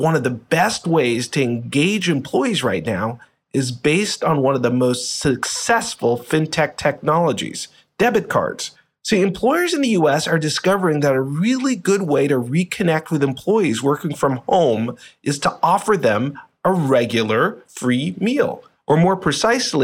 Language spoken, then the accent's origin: English; Boston, Massachusetts, United States; I actually grew up in the Boston area.